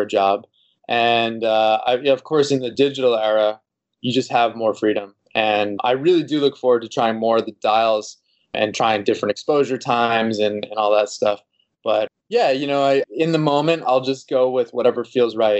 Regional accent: Boston, Massachusetts, United States; now in Los Angeles, United States; I'm originally from the East Coast over in the Boston area here in the United States.

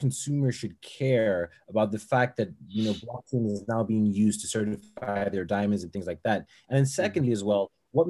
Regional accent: Botswana; I grew up in Botswana, where, you know, a big part of our economy is diamonds

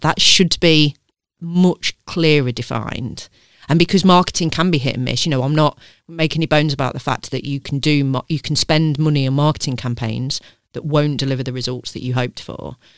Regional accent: Leicester, East Midlands, United Kingdom; accent: southern twang; I grew up in Leicester

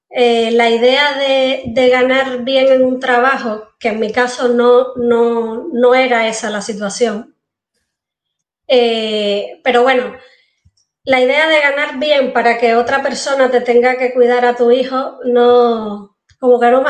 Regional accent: Cuba; yo estudié ingeniería civil, o sea, en La Habana, porque soy cubana, y ahí empecé a trabajar.

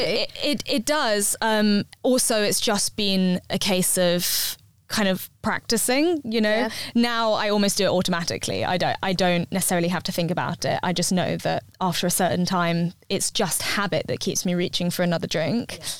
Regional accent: London, United Kingdom; moved away as an adult; now in Bristol, United Kingdom; I come from London, and yeah. so I never had a garden before. And then we moved out to Bristol

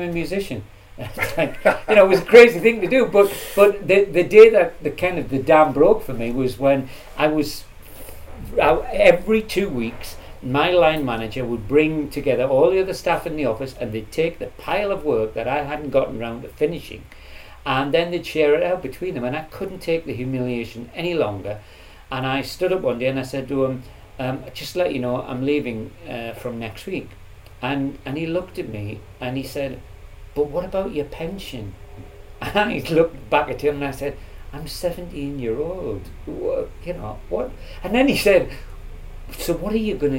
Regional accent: Jarrow, North East England, United Kingdom; moved away; also born or lived in Manchester; I grew up in Jarrow in a very depressed part of the Northeast.

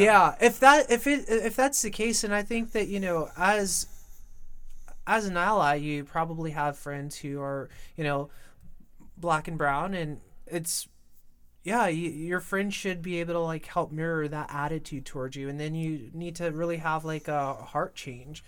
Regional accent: New York, United States; I was born and raised in New York

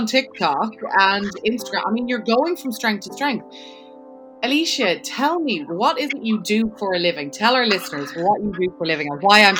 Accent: Ireland; now in United States; I know I'm Irish, I'm living in America, so I can't go to my grandparents' graves back home.

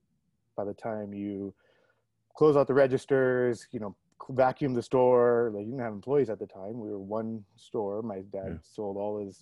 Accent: Toronto, Ontario, Canada; moved away as an adult; also born or lived in New Delhi, India / Ottawa, Canada; now in Bay Area, United States; I was born in India, then moved to Canada, effectively grew up in Toronto, Canada.

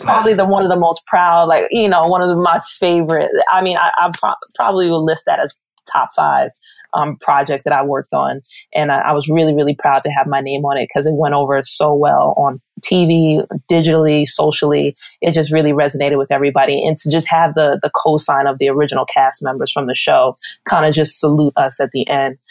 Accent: New York City, New York, United States; being a New Yorker, I kind of took advantages of growing up in the Garden

